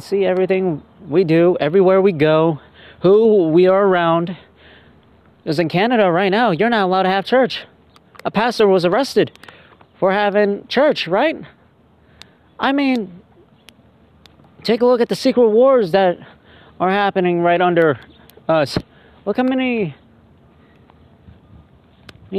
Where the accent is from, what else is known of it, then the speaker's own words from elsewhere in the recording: United States; as an American